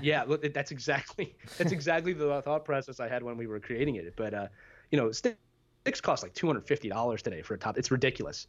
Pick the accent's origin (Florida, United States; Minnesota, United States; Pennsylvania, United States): Pennsylvania, United States; Philadelphia; also born or lived in northern New Jersey / New York City; born and raised in Philadelphia, Pennsylvania, uh, spent eighteen wonderful years here